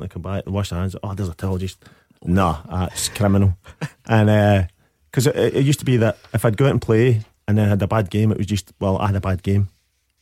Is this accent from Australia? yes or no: no; Scotland, United Kingdom; born or raised there